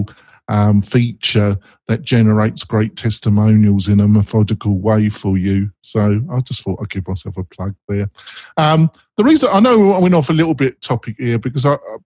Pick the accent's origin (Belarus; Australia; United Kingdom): United Kingdom; England; now in United States; obviously I'm English, but I live in America